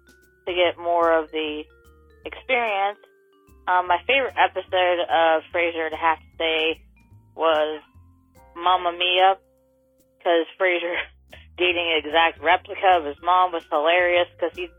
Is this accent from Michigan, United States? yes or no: no; West Virginia, United States; I'm from West Virginia.